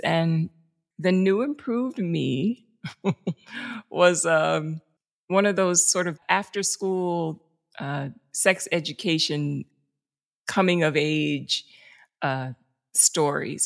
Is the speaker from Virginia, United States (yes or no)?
no; New York City, New York, United States; I grew up in the South Bronx